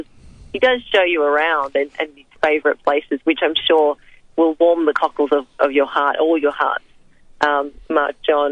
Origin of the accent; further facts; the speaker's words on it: Frankston, Victoria, Australia; coming from immigrants, there always was that feeling that, well, I was born here, but what is it about being Australian that means something to me?